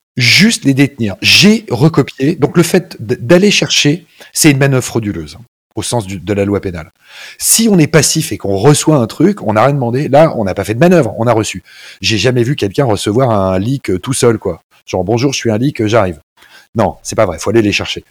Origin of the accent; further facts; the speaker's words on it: France; nous en France